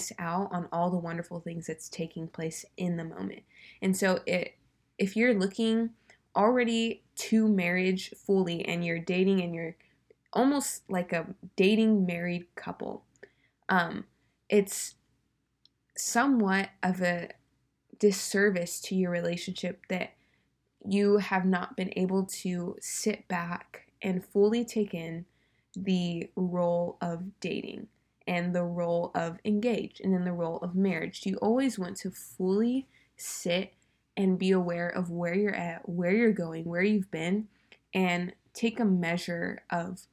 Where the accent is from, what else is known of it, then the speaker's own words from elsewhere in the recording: California, United States; I'm from California